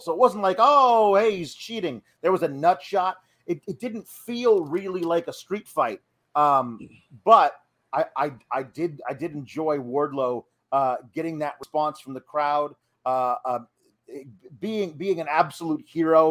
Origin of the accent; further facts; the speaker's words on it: Oregon, United States; moved away; I grew up in Oregon